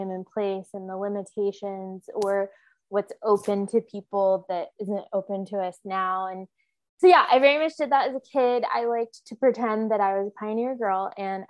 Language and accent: English; Oklahoma City, Oklahoma, United States; moved away as an adult; now in Oregon, United States; I grew up in Oklahoma City proper, but it felt very suburban